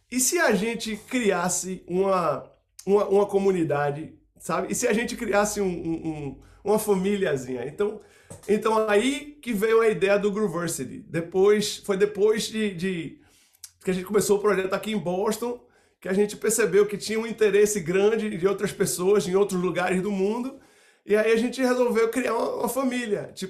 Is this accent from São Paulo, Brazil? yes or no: no; Salvador, Bahia, Brazil; Eu sou de, eu sou de Salvador, a cidade de São